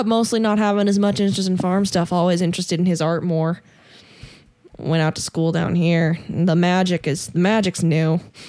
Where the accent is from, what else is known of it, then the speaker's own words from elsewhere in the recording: Casper, Wyoming, United States; I grew up in Casper, Wyoming